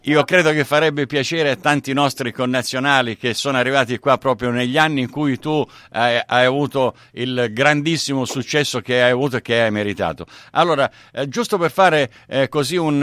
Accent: Sicily, Italy; io sono originario siciliano

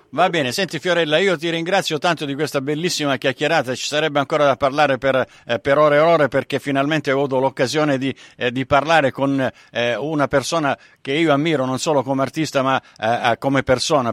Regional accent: Sicily, Italy; essendo, eh, del sud, eh, sono, sono siciliano

